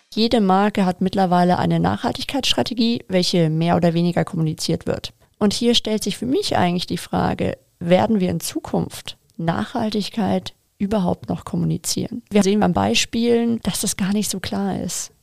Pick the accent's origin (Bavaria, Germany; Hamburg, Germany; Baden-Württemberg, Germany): Bavaria, Germany; Munich; München meine Heimatstadt ist